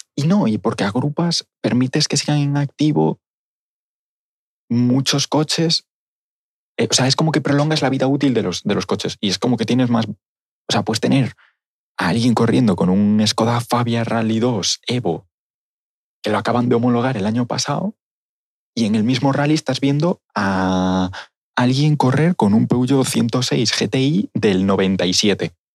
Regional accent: Galicia, Spain; Así somos los gallegos

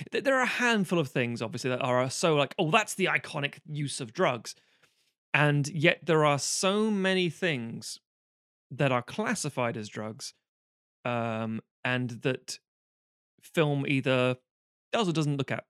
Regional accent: Ireland; also born or lived in England; now in United Kingdom; I'm saying this as an Irish person.

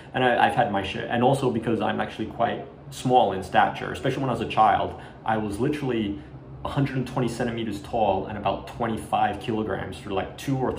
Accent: Australia; When I was a child growing up in Australia in the 80s, and Asian, not full Asian. I'm half Colombian, half Chinese Malay, right?

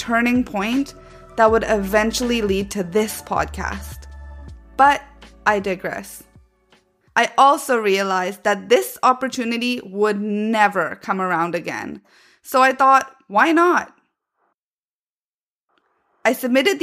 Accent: Vancouver, British Columbia, Canada; moved away as an adult; also born or lived in Manchester, England; now in London, United Kingdom; I was born and raised in Vancouver, Canada, and at 18 years old, I moved to England by myself to pursue my studies

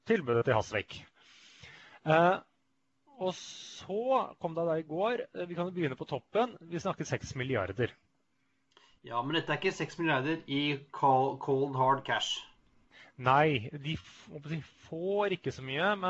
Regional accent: Sweden; Jeg er jo svenske.

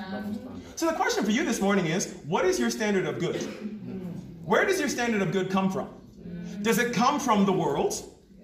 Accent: New York, United States; moved away as an adult; also born or lived in Jamaica / Lagos, Nigeria; now in South Africa; I come from Jamaica. My family comes from Jamaica. I was born in New York.

